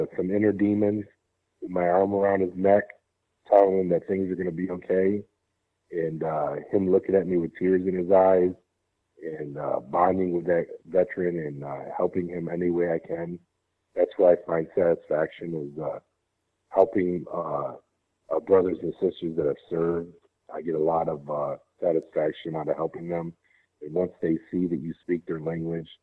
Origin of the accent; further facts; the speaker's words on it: New York, United States; I'm from New York, sir